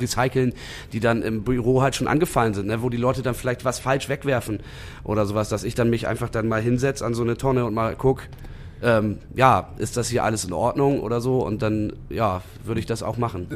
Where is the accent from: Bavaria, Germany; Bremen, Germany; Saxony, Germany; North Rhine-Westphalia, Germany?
Bremen, Germany; Ich komme aber eigentlich ursprünglich aus Bremen-Nord.